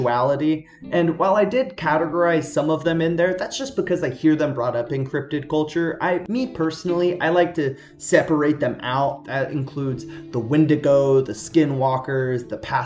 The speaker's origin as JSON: {"language": "English", "region": "California", "country": "United States", "tie": "born or raised there", "said": "my home state"}